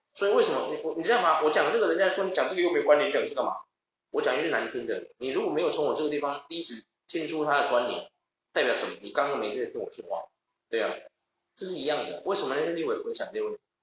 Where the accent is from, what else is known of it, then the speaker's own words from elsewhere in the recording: Taiwan; 我们台湾人